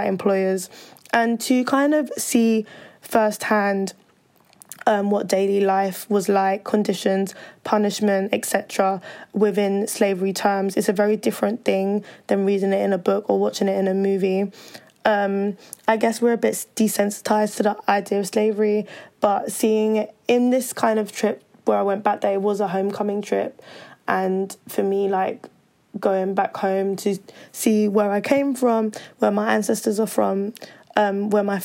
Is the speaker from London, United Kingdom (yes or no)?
yes; London, United Kingdom; I was born and raised in London in the UK